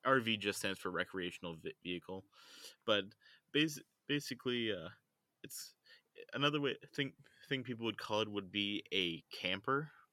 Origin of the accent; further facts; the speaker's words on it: United States; accent: American; my American accent